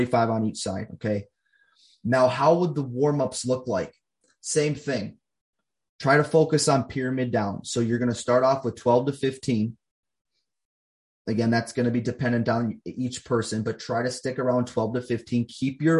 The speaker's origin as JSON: {"language": "English", "region": "Minnesota", "country": "United States", "said": "I coach people here in my home state of Minnesota"}